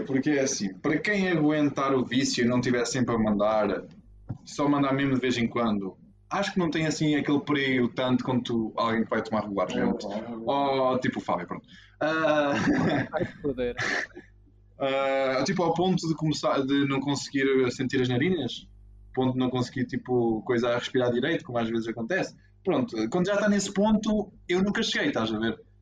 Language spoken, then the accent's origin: Portuguese; Portugal; somos portugueses